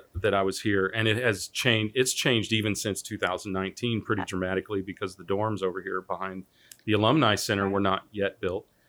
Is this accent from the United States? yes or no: yes; Wichita, Kansas, United States; moved away as an adult; I'm from Wichita. I grew up here uh, from sixth grade on